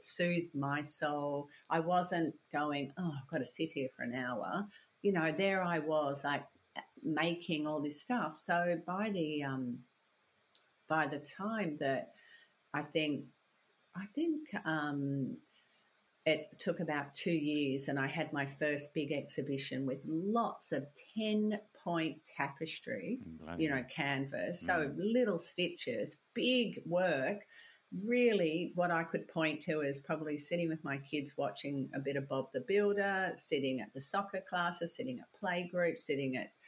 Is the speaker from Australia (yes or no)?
yes; Australia; also born or lived in Belfast, Northern Ireland; came out when I was 6 months old, so I feel very Australian